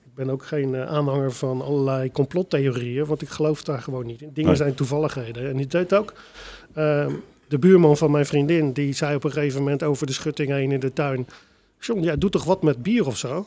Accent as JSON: {"language": "Dutch", "town": "Delft", "region": "South Holland", "country": "Netherlands", "tie": "born or raised there", "said": "mijn geboortestad. Ik ben ook echt wel heel erg verknocht in, eh, aan, aan, aan, Delft"}